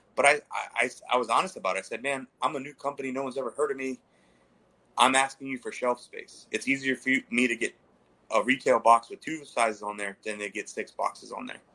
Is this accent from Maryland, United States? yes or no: yes; Baltimore, Maryland, United States; I'm from Baltimore